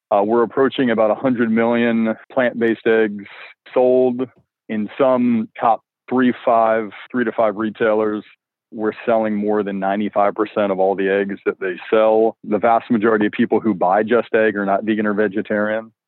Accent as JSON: {"language": "English", "region": "Alabama", "country": "United States", "tie": "born or raised there", "said": "growing up in Alabama"}